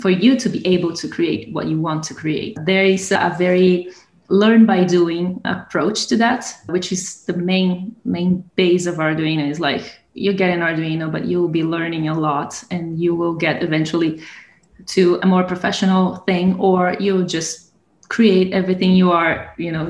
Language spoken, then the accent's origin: English; Brazil; moved away as an adult; now in Italy; I'm from Brazil.